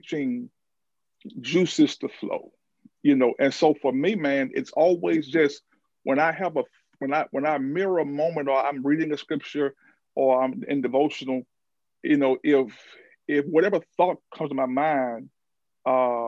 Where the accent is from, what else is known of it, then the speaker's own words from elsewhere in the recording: Alexandria, Louisiana, United States; growing up in Alexandria